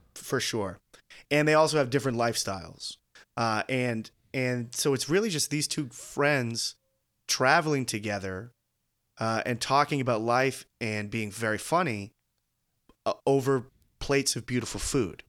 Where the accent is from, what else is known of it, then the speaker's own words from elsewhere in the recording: United States; as an American viewer